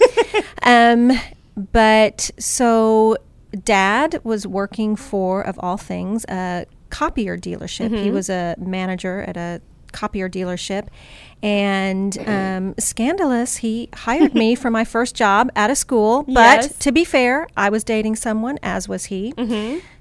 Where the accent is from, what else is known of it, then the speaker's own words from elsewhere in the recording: Houston, Texas, United States; also born or lived in Berkeley; yes, actually, in Berkeley, but still. Mm-hmm. And then we were there for about, 2 years. And then Daddy took a job back in Houston.